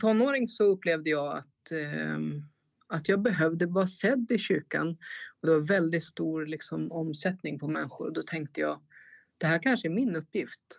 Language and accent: Swedish; Stockholm, Stockholm County, Sweden; moved away as an adult; now in Strängnäs, Sweden; Jag är född och uppvuxen i Stockholm